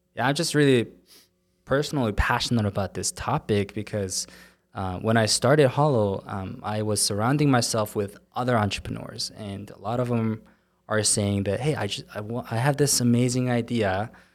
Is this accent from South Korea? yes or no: yes; South Korea; English is a second language; now in Utah, United States; I was in Korea, and, uh, I moved here to Utah about fifteen years ago, and, um, you know, English is not my first language